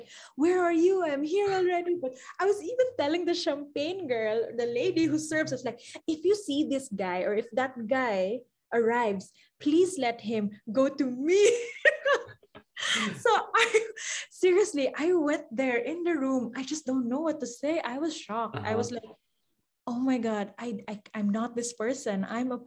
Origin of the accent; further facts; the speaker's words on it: Philippines; from the Philippines